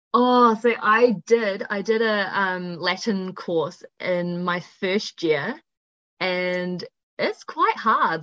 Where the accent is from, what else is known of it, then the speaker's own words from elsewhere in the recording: Upper Hutt, Wellington, New Zealand; I'm originally from Upper Hutt, but most of the time I spend my life in Wellington. So, but I've been here all my life pretty much